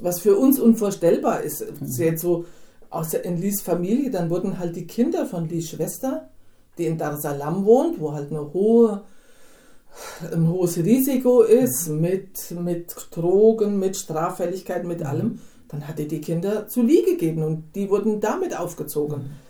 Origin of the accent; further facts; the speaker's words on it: Hinterland, Hesse, Germany; ich bin im Hinterland aufgewachsen